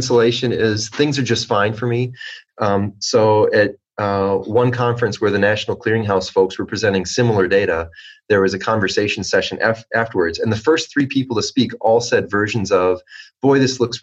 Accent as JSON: {"language": "English", "region": "Minnesota", "country": "United States", "said": "my home state of Minnesota"}